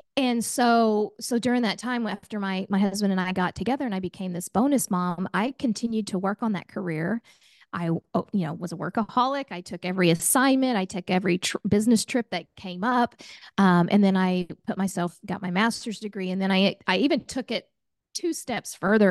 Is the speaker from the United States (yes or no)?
yes; Oklahoma, United States; I'm a gal from Oklahoma